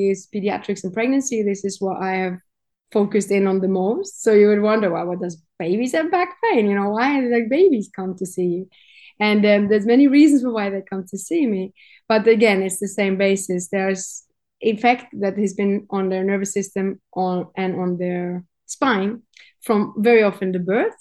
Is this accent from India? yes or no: no; Norway; moved away as an adult; now in Cyprus; I'm from Norway